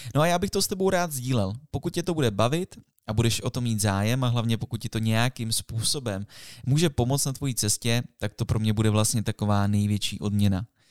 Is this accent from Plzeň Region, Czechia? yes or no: no; Jablonec nad Nisou, Liberec Region, Czechia; moved away; My jsme z Jablonce, ze Severu, nebo byli jsme